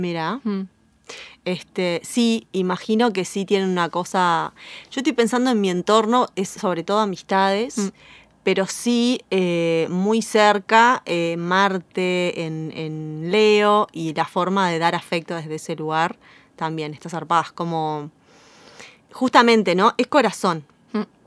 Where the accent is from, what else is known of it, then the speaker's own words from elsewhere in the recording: Uruguay; soy muy uruguaya